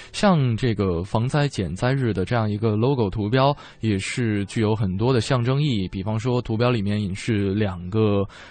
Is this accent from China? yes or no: yes; Northeast China, China; now in Beijing, China; 我老家是东北的嘛